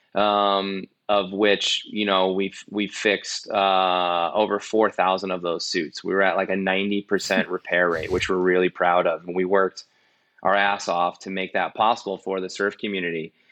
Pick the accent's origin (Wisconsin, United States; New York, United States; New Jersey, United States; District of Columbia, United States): New York, United States; I'm from New York